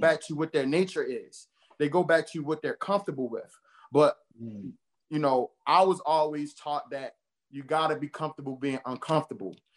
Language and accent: English; Baltimore, Maryland, United States; I grew up in Baltimore, born and raised in Baltimore, specifically over East Baltimore